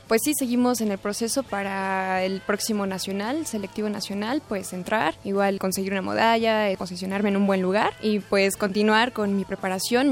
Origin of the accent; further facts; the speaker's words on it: Mexico City, Mexico; Yo nací en la Ciudad de México el 10 de julio de 1996